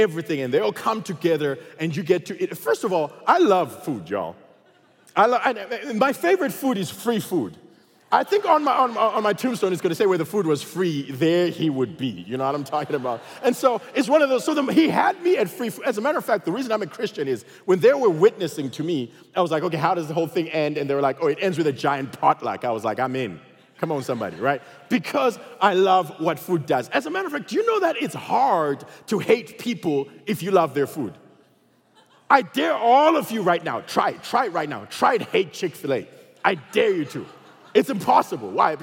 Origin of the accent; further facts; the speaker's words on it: Zimbabwe; also born or lived in Texas; now in United States; I come from Zimbabwe, and everybody in Zimbabwe looks like me, okay? So there was no diversity there